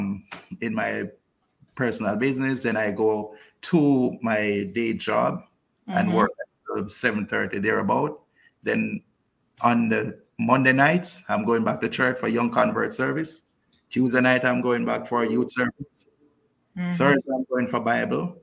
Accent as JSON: {"language": "English", "town": "Kingston", "country": "Jamaica", "moved": "yes", "lives_now": "Cayman Brac, Cayman Islands", "said": "I'm originally from Kingston"}